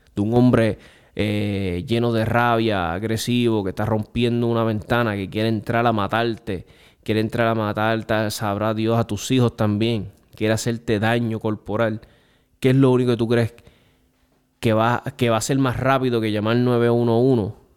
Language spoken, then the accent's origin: Spanish; Puerto Rico